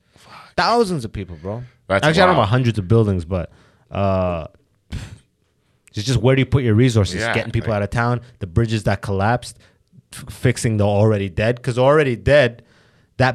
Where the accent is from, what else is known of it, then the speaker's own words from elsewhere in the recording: Canada; And I'm a white guy born and raised in Canada